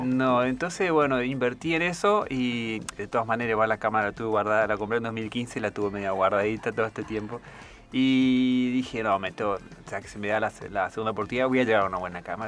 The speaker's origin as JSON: {"language": "Spanish", "town": "Puerto Esperanza", "region": "Misiones", "country": "Argentina", "tie": "born or raised there", "also_born_or_lived": "Corrientes / Antarctica", "moved": "as an adult", "said": "Soy oriundo de ahora una ciudad, sería Puerto Esperanza, en la provincia de Misiones"}